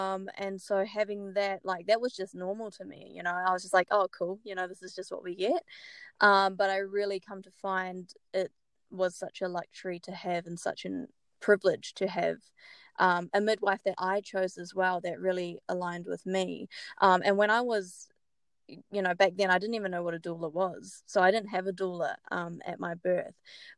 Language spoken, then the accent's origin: English; New Zealand; moved away as an adult; now in Brisbane, Australia; I'm from New Zealand, but grew up all over the world. So I'm a bit of everything. We moved to Brisbane about 1.5 years ago, and it's been so good.